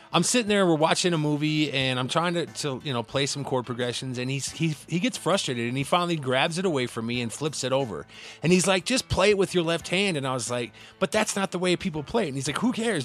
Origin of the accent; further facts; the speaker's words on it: Cedar Rapids, Iowa, United States; also born or lived in Midwest; I hail from Cedar Rapids